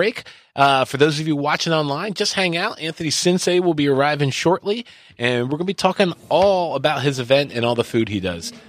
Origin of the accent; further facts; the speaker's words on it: Philippines; accent: Filipino; It's my natural accent.